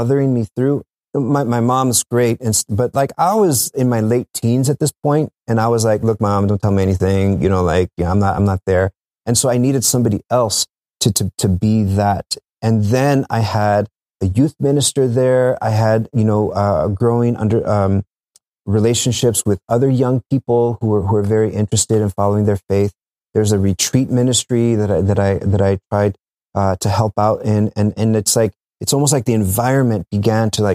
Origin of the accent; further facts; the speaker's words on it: South Texas, United States; moved away as an adult; I'm from South Texas